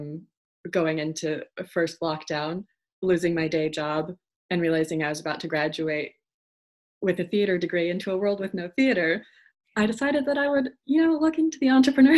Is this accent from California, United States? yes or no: no; Idaho, United States; moved away as an adult; also born or lived in Oregon; now in United Kingdom; I've been here for a couple of years, did my master's in acting musicianship, but I'm from Idaho, and Oregon is where feels like home